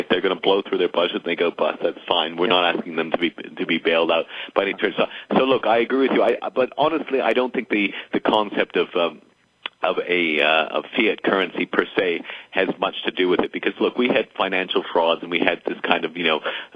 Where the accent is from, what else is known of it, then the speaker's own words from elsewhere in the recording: Canada; now in United States; I'm Canadian